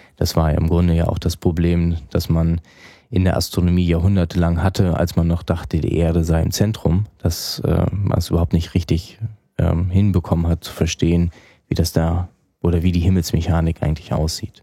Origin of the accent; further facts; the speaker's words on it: Kiel, Schleswig-Holstein, Germany; in Kiel, wo ich herkomme